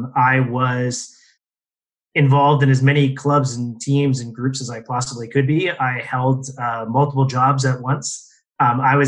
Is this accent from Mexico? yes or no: no; Windsor, Ontario, Canada; also born or lived in Toronto / Vancouver; I was born and raised in Windsor, Ontario